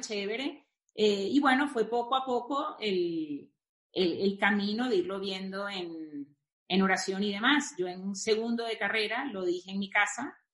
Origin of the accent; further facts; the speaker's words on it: Venezuela; moved away as an adult; also born or lived in Spain / Brazil; now in Mexico; siendo venezolana